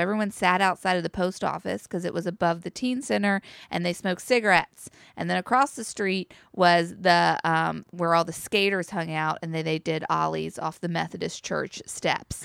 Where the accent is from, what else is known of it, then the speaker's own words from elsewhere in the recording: Chapel Hill, North Carolina, United States; I grew up in Chapel Hill, North Carolina